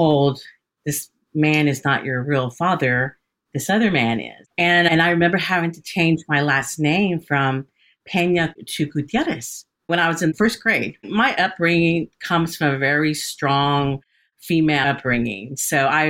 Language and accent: English; Hays County, Texas, United States; also born or lived in Austin, Texas; I grew up in Hays County and I spent about probably a combined 30 years in Hays County.